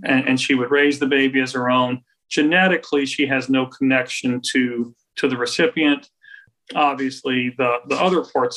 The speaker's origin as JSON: {"language": "English", "town": "Crowley", "region": "Louisiana", "country": "United States", "tie": "born or raised there", "said": "I grew up really in Roberts Cove, right outside of Crowley"}